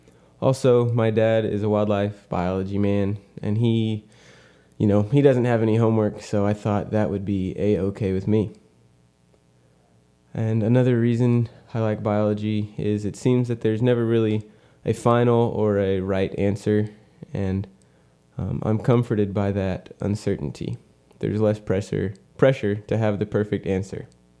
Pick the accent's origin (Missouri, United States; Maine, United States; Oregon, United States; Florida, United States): Missouri, United States; Ashland; I was from Ashland, Missouri for a little bit, but my parents recently moved to Texas, so I am either from Kirksville or a wanderer.